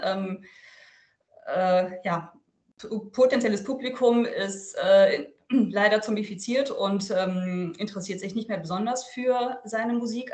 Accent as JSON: {"language": "German", "area": "Lüneburg Heath", "region": "Lower Saxony", "country": "Germany", "tie": "born or raised there", "lives_now": "Verden, Germany", "said": "aus der Lüneburger Heide, wo ich übrigens aufgewachsen bin."}